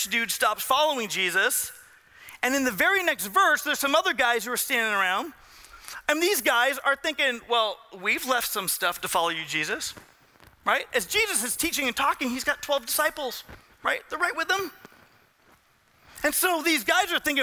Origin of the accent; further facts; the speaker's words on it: Southern California, United States; I grew up in Southern California